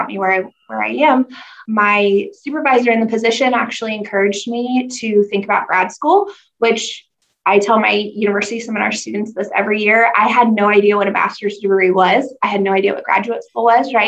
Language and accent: English; Grandview, Missouri, United States; I'm from originally from Grandview, Missouri, South Kansas City